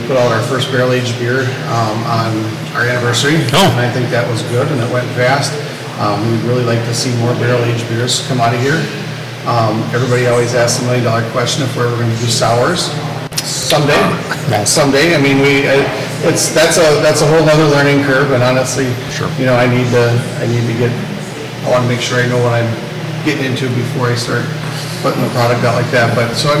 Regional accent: Milwaukee, Wisconsin, United States; born there; now in Fall Creek, United States; I kind of moved around a lot, but I mean, I was born down in the Milwaukee area.

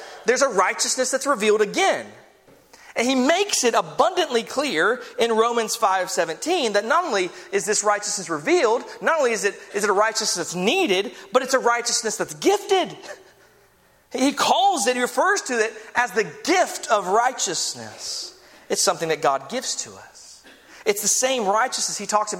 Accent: United States; We're American here.

